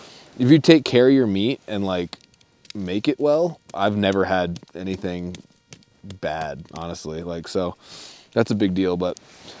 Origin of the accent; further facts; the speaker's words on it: East Coast, United States; I'm from the East Coast